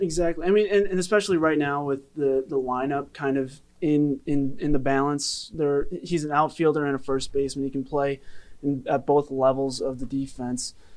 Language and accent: English; Western New York, United States; I'm from Western New York